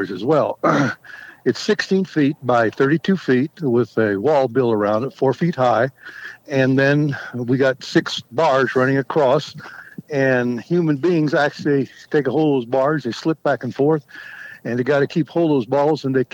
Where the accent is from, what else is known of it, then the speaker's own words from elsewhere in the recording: Kansas, United States; now in Colorado, United States; I grew up in Kansas